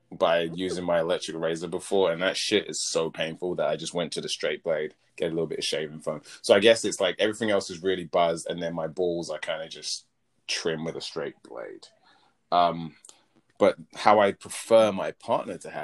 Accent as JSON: {"language": "English", "region": "England", "country": "United Kingdom", "also_born_or_lived": "America", "accent": "English", "moved": "as an adult", "said": "my accent's English."}